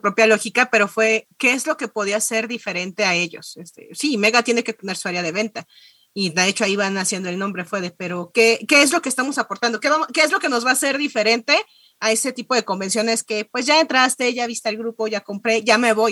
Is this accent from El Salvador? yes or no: no; Mexico; vengo de México